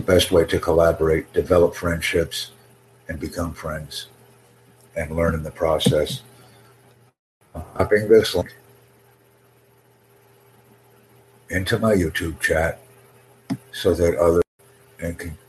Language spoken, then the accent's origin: English; United States; accent: American English; first language English; I'm a native American English speaker